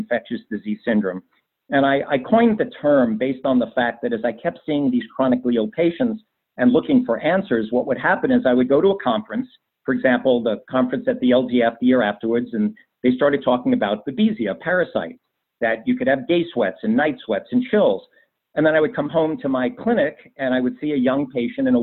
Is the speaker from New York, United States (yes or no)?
yes; New York City, New York, United States; moved away as an adult; now in Hudson Valley, United States; was from Bayside, Queens